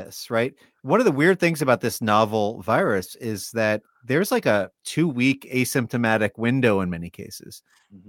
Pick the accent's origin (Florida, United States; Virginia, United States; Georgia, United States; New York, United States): New York, United States; moved away; I lived in New York for most of my life